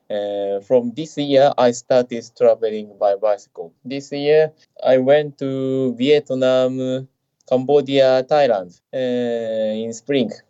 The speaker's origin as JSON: {"language": "English", "country": "Japan", "said": "from Japan. … I am 32 years old"}